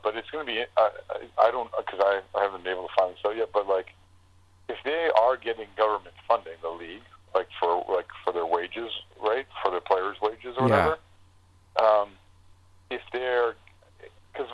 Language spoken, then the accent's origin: English; York Region, Ontario, Canada; I spent a considerable part of my life growing up in the York region